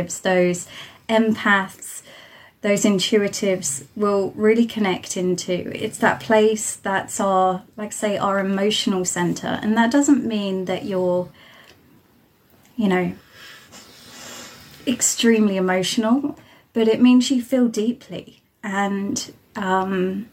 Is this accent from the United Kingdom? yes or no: yes; Isle of Wight, South East England, United Kingdom; moved away as an adult; I'm joining you from the Isle of Wight, which is right at the bottom of the UK.